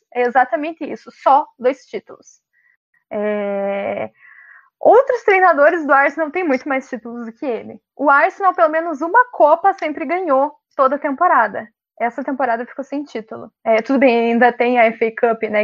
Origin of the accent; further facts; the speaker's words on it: Brazil; nós somos brasileiros